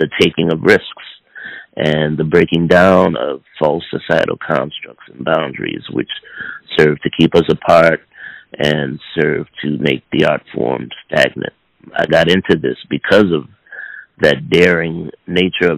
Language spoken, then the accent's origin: English; New Orleans, Louisiana, United States; I grew up not only in New Orleans